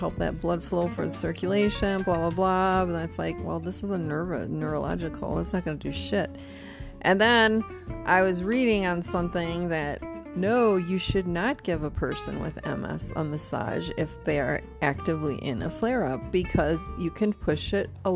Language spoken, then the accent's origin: English; New London, Wisconsin, United States; moved away; also born or lived in Appleton, Wisconsin; my hometown, little New London, Wisconsin. Yeah. I don't know, maybe their population is up to 7,000 now.